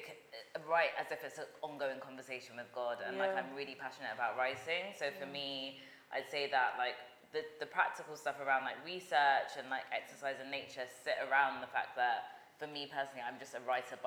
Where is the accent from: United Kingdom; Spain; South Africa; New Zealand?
United Kingdom; Barnet, London; I'm from Barnet, like there's only trees there.